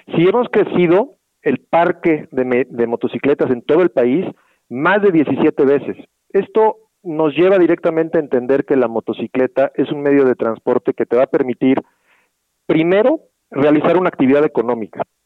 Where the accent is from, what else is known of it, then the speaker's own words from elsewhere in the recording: Mexico; Somos cuatro mil mexicanos trabajando